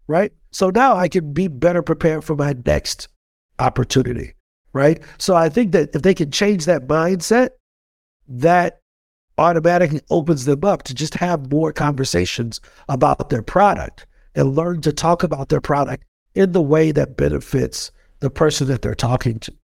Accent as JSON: {"language": "English", "town": "East St. Louis", "region": "Illinois", "country": "United States", "tie": "born or raised there", "said": "born and raised in East Saint Louis, Illinois"}